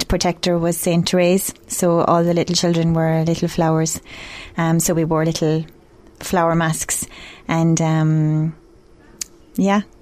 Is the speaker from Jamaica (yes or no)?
no; Ireland; I'm from Dua, a little village just out the road from Abbeyfield